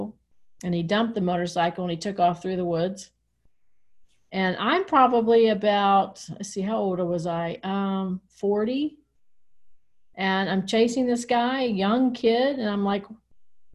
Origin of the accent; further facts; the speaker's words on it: West Virginia, United States; moved away; I grew up in West Virginia